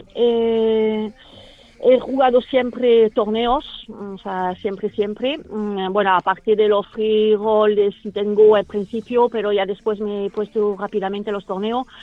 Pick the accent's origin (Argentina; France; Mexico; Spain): France; soy francesa